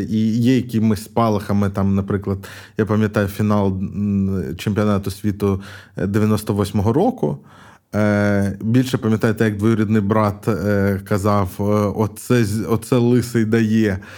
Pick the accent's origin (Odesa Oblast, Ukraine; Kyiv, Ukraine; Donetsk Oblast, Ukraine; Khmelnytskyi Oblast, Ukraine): Kyiv, Ukraine; я ж з Києва